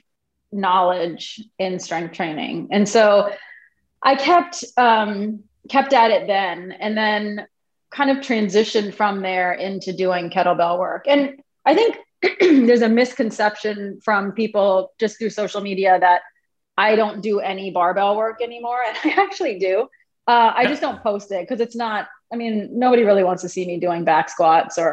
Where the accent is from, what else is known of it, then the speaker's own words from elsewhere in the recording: Alexandria, Virginia, United States; also born or lived in Brooklyn, New York; I grew up in Alexandria, so I'm local